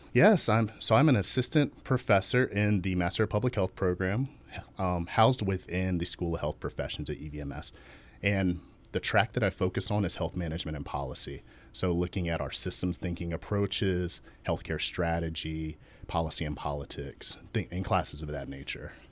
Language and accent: English; Chesapeake, Virginia, United States; I was born and raised in Chesapeake, Virginia, still there